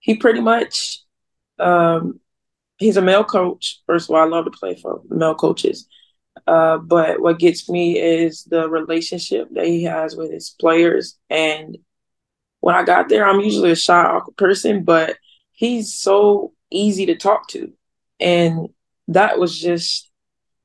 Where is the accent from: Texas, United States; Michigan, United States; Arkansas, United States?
Arkansas, United States; Earle; I'm from Earl, Arkansas. It's a place of like 2,000 people. So everybody know each other